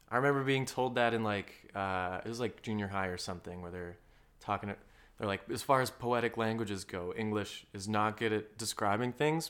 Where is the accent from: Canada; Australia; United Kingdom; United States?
Canada; Alberta; I grew up in Alberta, you know, lived a pretty normal, uh, middle class